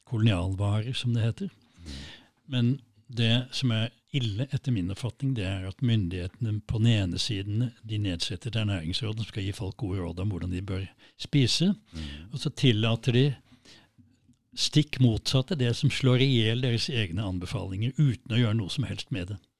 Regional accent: Kristiansand, Agder, Norway; born there; Jeg, er egentlig født i Kristiansand

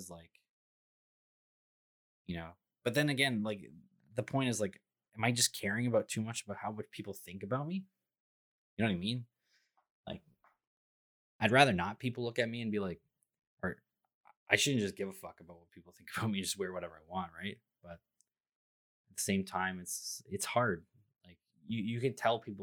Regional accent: Toronto, Ontario, Canada; I'm from Toronto

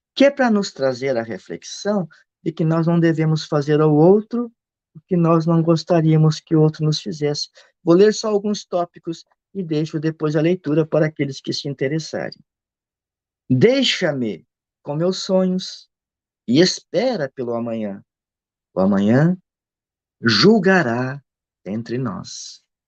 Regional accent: Rio Grande do Sul, Brazil; eu sou do Rio Grande do Sul

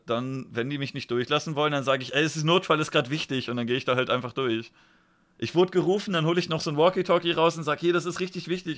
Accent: Germany; Ich bin jetzt in Deutschland einfach hingeplumpst

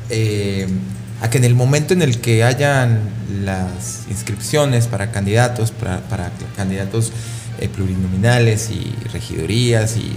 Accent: Pabellón de Arteaga, Aguascalientes, Mexico; Yo soy de Pabellón de Arteaga el año pasado eh, asesinaron a una chica trans en mi municipio

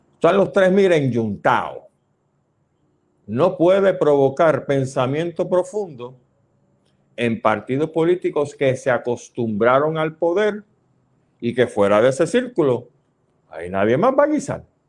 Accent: Puerto Rico

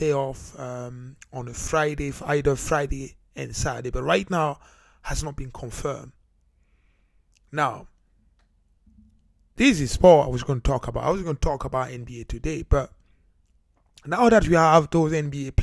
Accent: Cameroon; now in United Kingdom; I'm originally from Cameroon.

